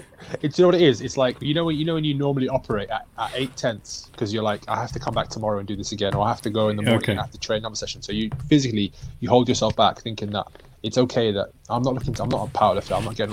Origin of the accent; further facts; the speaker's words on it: Brixton, London, United Kingdom; I'm from Brixton.